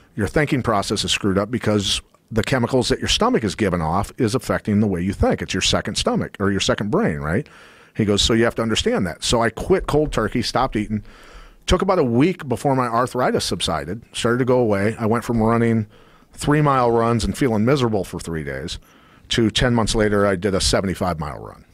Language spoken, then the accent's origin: English; Iowa, United States; I'm a kid from Iowa